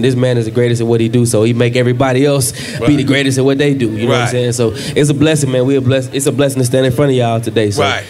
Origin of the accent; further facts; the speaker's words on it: Alabama, United States; We in the building. Alabama is in the building.